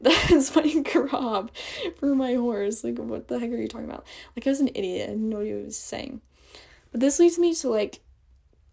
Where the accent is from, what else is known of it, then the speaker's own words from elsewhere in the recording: Oklahoma, United States; I'm from Oklahoma